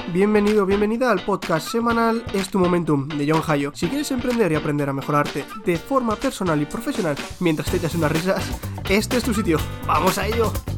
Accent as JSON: {"language": "Spanish", "country": "Spain", "said": "los que somos de España"}